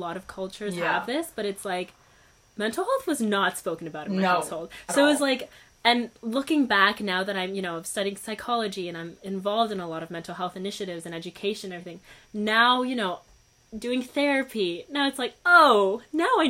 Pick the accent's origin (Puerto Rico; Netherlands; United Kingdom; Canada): Canada; also born or lived in Uruguay; I wasn't born in Canada. I was born in Uruguay. But I was 2 years old